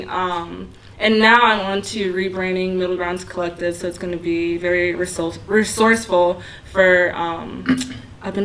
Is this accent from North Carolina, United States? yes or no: yes; Raleigh, North Carolina, United States; I'm from Raleigh